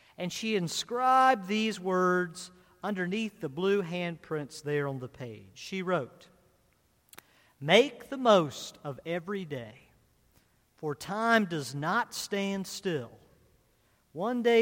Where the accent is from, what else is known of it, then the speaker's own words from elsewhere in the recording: Culpeper, Virginia, United States; I grew up in Culpeper, Virginia